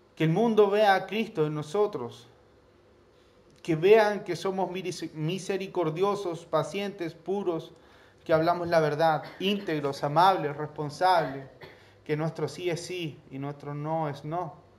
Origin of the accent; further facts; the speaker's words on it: Chile; Nosotros acá en Chile